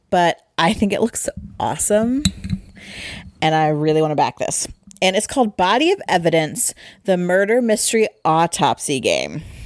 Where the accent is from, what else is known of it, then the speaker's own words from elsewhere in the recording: Midwest, United States; we're from the Midwest